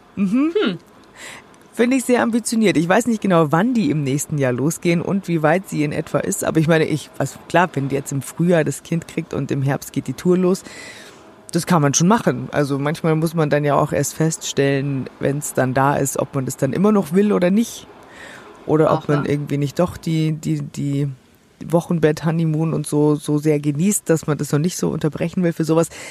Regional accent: Germany; für mich als Deutsche

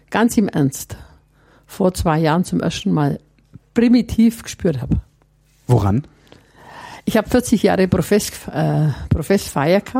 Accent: Herrieden, Bavaria, Germany; bei uns zu Hause in Herrieden, Mittelfranken, gab es keine weiterführende

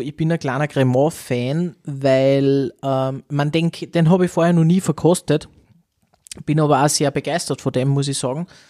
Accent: Austria; bei uns in Österreich

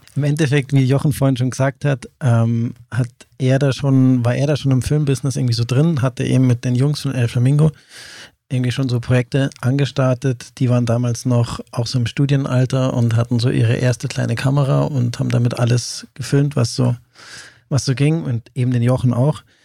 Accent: near Lake Starnberg, Bavarian Oberland, Germany; also born or lived in Benediktbeuern; bin im Oberland aufgewachsen

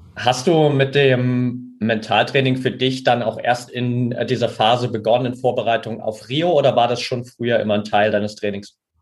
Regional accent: near Altenberg, Saxony, Germany; ich bin ja in der Nähe von Altenberg aufgewachsen

